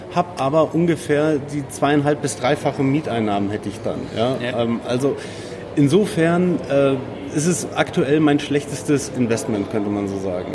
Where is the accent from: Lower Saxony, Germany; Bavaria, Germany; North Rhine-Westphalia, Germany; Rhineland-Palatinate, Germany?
Bavaria, Germany; Munich; ich komme aus München, ich habe meine alte Wohnung